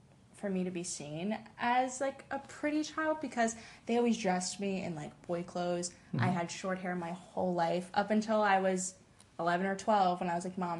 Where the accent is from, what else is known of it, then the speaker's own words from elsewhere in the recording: Tampa, Florida, United States; I'm originally from Tampa, Florida